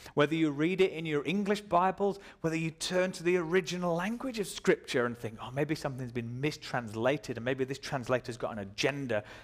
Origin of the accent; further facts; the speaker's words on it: Dubai, United Arab Emirates; I was born in Dubai.